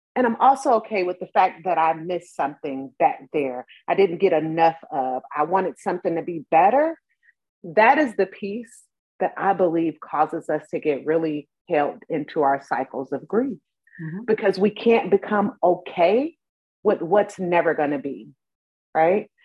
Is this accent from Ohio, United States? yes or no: yes; Cleveland, Ohio, United States; I grew up in Cleveland, Ohio, big city.